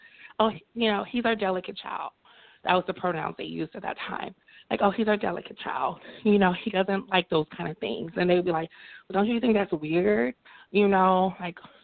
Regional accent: Montgomery, Alabama, United States; I grew up in Montgomery, Alabama, so very deep south.

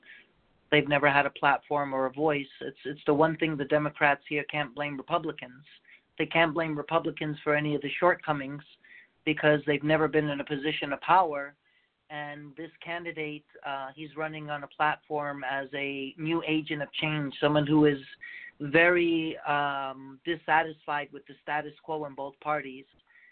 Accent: New York, United States; now in Hawaii, United States; I'm originally from New York

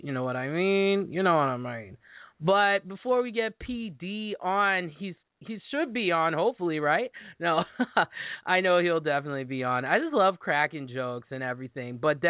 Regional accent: Midwest, United States; accent: Midwesterner; now in Wisconsin, United States; the weather here in Wisconsin, I know that's my horrible Midwesterner accent right there.

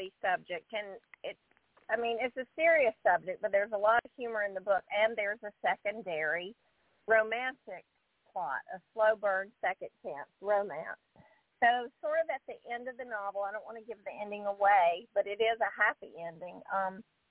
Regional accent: the South, United States; accent: southern; I'm embarrassed by my southern accent

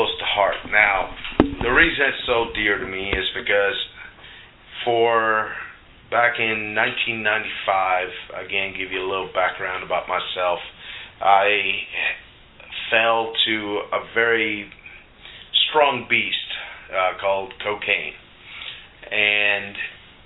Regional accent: Puerto Rico; I was born in Puerto Rico, raised from an upper middle class family

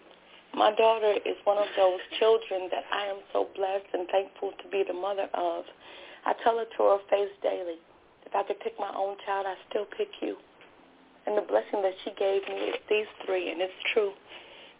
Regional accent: Joliet, Illinois, United States; I'm from Chicagoland. I live in the suburbs, and I live in Joliet, Illinois

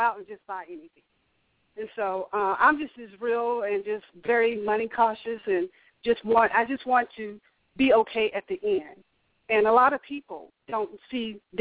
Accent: Alabama, United States; I'm from the country. I'm from Alabama.

